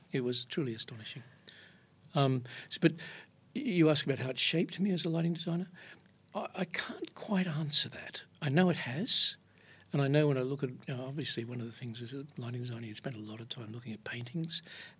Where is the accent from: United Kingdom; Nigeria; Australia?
Australia; Queensland; born or raised there; moved away as an adult; also born or lived in Iceland / Sydney